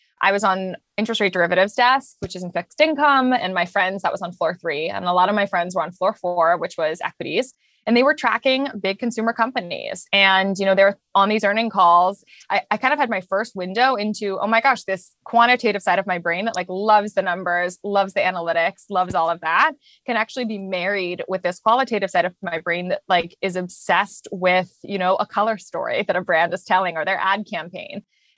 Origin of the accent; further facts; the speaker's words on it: London, United Kingdom; also born or lived in Japan; So I was born in London. I lived in Japan for a little bit, and then I went back to London. I spent most of my childhood in London.